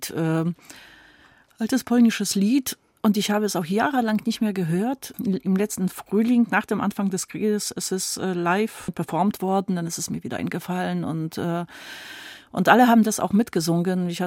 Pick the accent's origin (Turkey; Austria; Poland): Poland; Poznań, Greater Poland; also born or lived in Rawicz; ich bin eigentlich in Posen geboren und das ist meine Heimatstadt, aber ich war auch sehr oft bei meinen Großmüttern in der Nähe von Posen.